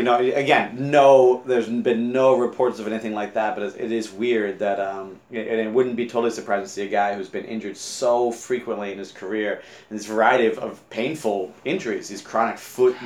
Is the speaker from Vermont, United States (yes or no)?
yes; Vermont, United States; my home state of Vermont